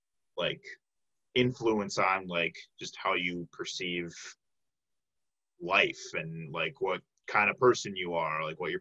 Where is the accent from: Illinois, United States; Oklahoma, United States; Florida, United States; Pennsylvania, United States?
Illinois, United States; Chicago; Like, I'm from the Chicago area, so, like, I grew up going to the Art Institute.